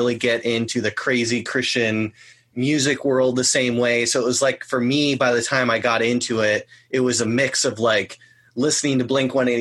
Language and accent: English; Orange County, California, United States; I grew up in Orange County, California